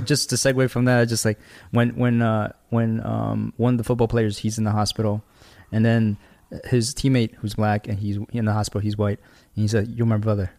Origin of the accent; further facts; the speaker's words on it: New York, United States; Grand Street Station, which is, like, located in Chinatown, you know, where we grew up?